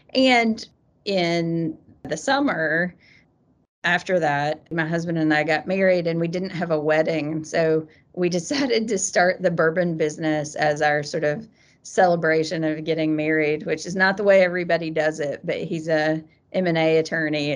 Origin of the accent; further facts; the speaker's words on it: Eastern Kentucky, United States; moved away as an adult; I grew up in Eastern Kentucky.